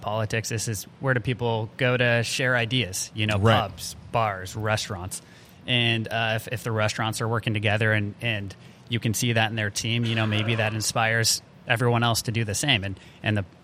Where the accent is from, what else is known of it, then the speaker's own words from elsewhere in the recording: Albuquerque, New Mexico, United States; born and raised in Albuquerque, New Mexico